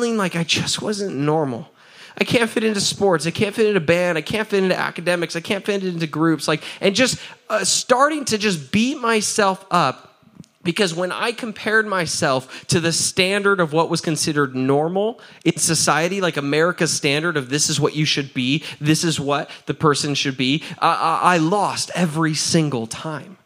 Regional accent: United States; we're American

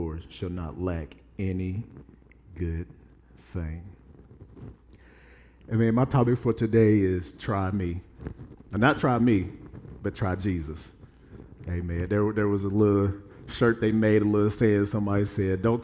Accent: Evansville, Indiana, United States; I'm from Evansville, Indiana.

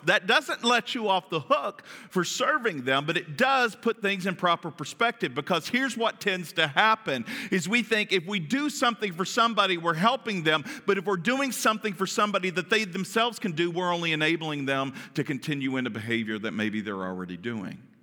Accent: Kentucky, United States; I'm from Kentucky.

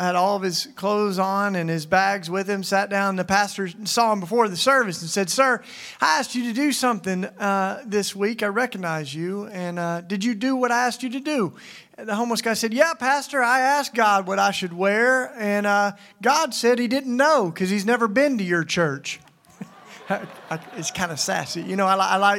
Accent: Tennessee, United States; moved away; also born or lived in Philadelphia; I came from Philly. I've lived there for 20 years, and I'll tell you about that. But I grew up in Tennessee.

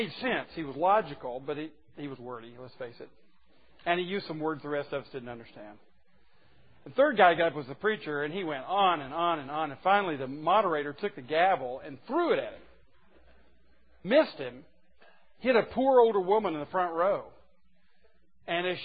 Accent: the South, United States; I was born in the South and raised in the South

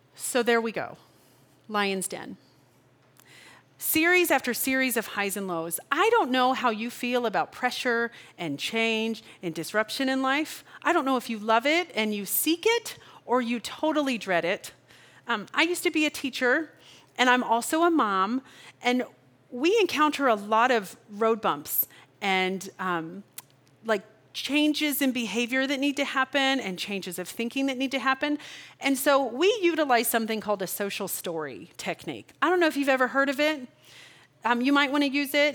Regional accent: Kansas, United States; I'm from Kansas

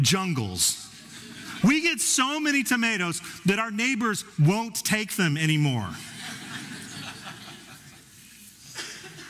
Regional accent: Denver, Colorado, United States; Our soil was too acidic growing up in Denver

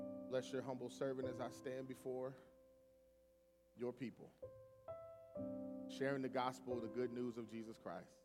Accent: Cleveland, Ohio, United States; moved away; I'm originally from Cleveland

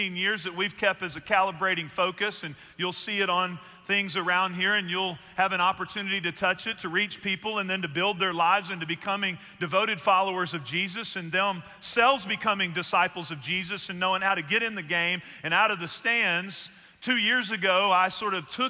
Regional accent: Northeast Texas, United States; I grew up in Northeast Texas, and my uncle's from there, too

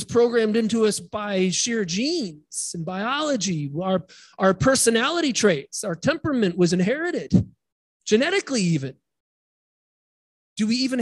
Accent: Midwest, United States; moved away; I grew up in the Midwest

